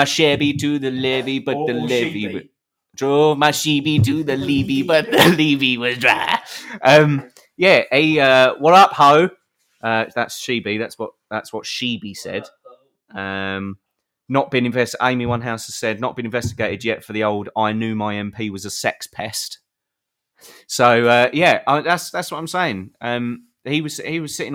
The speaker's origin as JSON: {"language": "English", "country": "United Kingdom", "lives_now": "Kent, United Kingdom"}